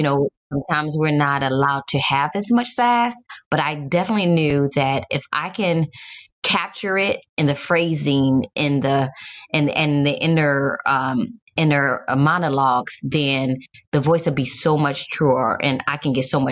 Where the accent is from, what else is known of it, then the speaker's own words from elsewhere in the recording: Detroit, Michigan, United States; moved away; I'm from Detroit originally